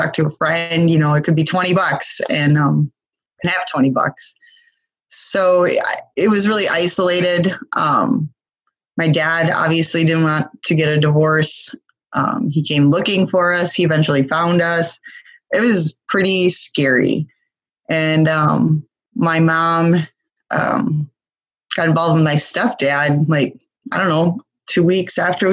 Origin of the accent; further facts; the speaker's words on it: Milwaukee, Wisconsin, United States; So I was born in Milwaukee, Wisconsin, of which is the brewery capital of the world, I believe, if I'm not mistaken. And so growing up in Milwaukee back in the 70s, 80s